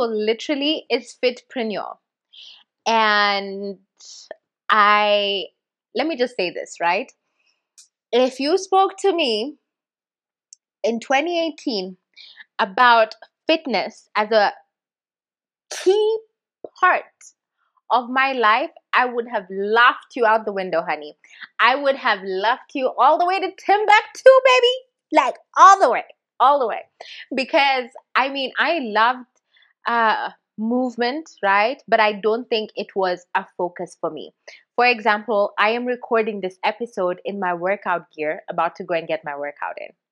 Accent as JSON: {"language": "English", "country": "Kenya", "said": "I'm a Kenyan"}